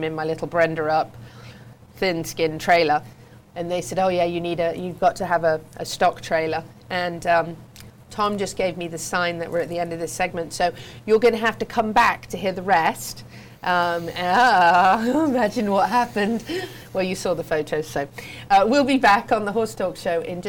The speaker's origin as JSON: {"language": "English", "region": "England", "country": "United Kingdom", "tie": "born or raised there", "moved": "yes", "said": "I grew up in the English riding world"}